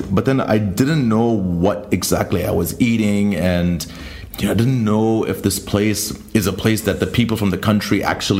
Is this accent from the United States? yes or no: no; Jordan; I'm from Jordan